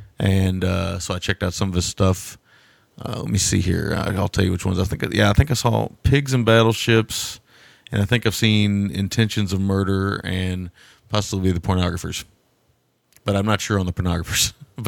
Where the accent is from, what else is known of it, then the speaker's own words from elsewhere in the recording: Kentucky, United States; I'm from Kentucky.